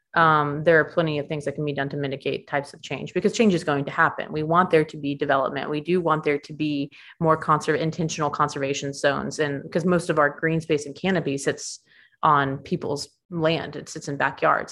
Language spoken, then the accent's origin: English; Stone Mountain, Georgia, United States; I grew up in Stone Mountain during nine eleven.